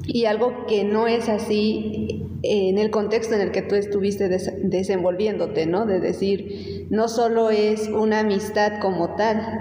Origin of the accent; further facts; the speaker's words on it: Mexico; como mexicanas